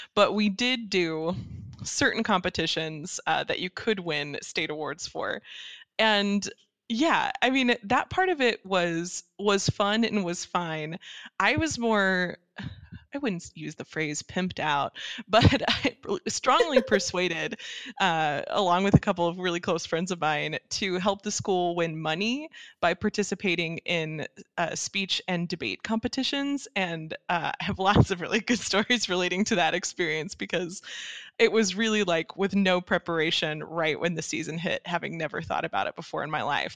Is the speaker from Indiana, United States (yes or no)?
no; Dallas, Texas, United States; moved away as an adult; that's where I grew up in the suburbs of uh, Dallas Fort Worth